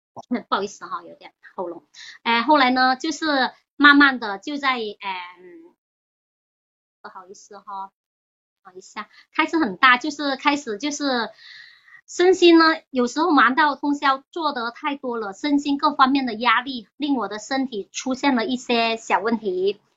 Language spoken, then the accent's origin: Chinese; Chaozhou, Guangdong, China; now in Hong Kong; 我家人是潮州人，我小时候在潮州